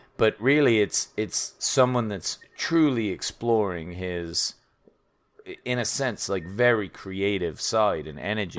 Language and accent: English; England, United Kingdom; I'm from England